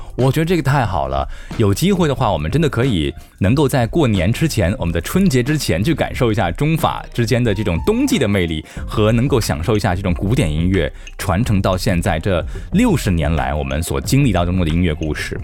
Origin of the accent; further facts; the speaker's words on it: China; 我们中国人